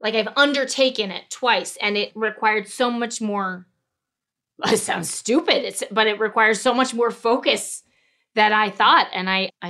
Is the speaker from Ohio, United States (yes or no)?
no; St. Louis, Missouri, United States; I'm from St. Louis.